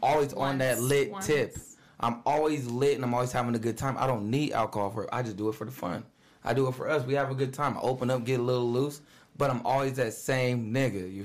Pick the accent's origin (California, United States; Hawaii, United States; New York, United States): California, United States; Vallejo; moved away; I'm from California, like Vallejo, California.